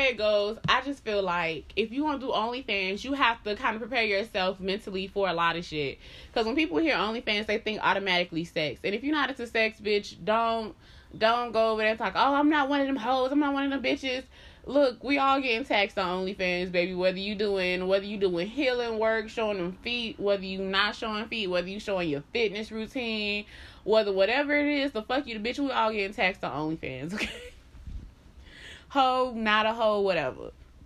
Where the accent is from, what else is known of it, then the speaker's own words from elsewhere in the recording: Miami, Florida, United States; Because, y'all, before I moved up here, I was from Miami.